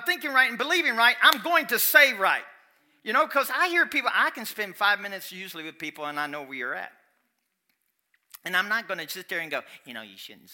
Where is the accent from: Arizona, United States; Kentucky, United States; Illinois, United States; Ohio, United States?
Kentucky, United States; I'm from Kentucky, and my English won't be.